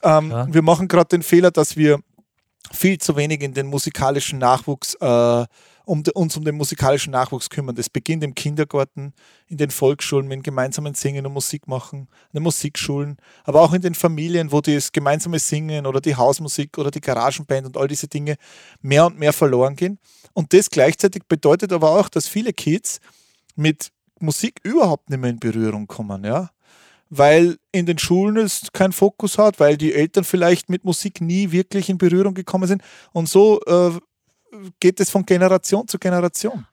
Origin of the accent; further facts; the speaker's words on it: Thalgau, Salzburg, Austria; Es war bei uns zu Hause in Talgau, bei Salzburg, in der Nähe des schönen Fuschelsees. Da bin ich aufgewachsen